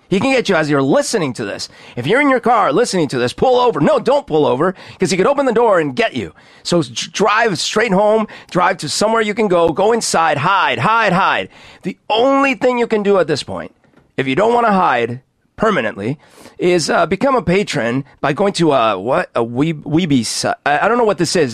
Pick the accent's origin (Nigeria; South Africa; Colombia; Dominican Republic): Colombia; Bogotá; also born or lived in United States; now in Seattle, United States; when I grew up in Bogota